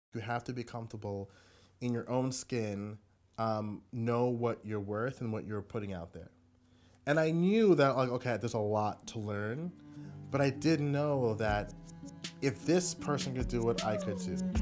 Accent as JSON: {"language": "English", "town": "Hempstead", "region": "New York", "country": "United States", "tie": "born or raised there", "also_born_or_lived": "Brooklyn, New York", "said": "I grew up in Long Island, Hempstead"}